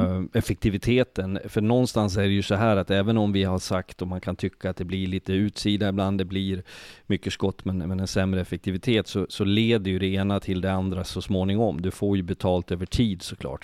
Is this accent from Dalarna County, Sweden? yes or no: yes; Leksand, Dalarna County, Sweden; jag kommer från Leksand